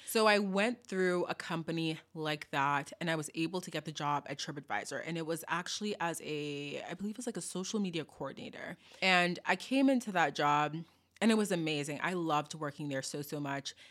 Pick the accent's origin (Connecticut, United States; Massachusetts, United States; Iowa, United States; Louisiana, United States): Massachusetts, United States; Boston; growing up in Boston